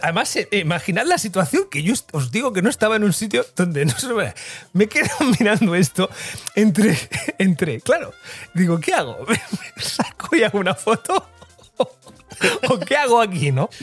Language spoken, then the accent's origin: Spanish; Barcelona, Catalonia, Spain; para los que somos de Barcelona